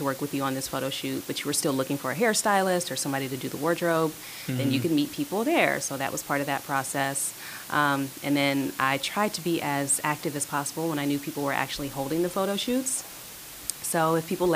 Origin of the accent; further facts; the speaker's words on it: Forest Park, Ohio, United States; I grew up in Forest Park in the suburbs.